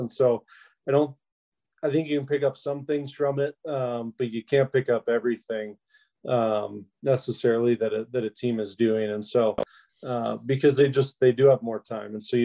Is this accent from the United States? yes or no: yes; United States; as an American